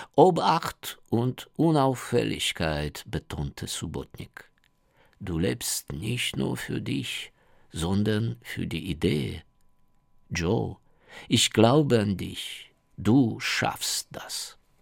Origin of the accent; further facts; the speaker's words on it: Ukraine; German is a second language; bei uns in der Ukraine